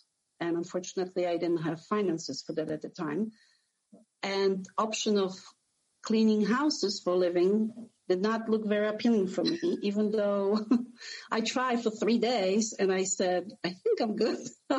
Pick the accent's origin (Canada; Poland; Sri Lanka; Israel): Poland; also born or lived in New Jersey; now in Sarasota, United States; I came to States from Poland almost 20 years ago, and I lived a little bit in New Jersey for about 5 years